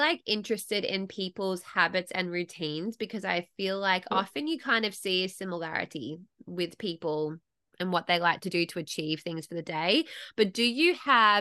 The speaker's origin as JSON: {"language": "English", "country": "Australia", "said": "as an Australian"}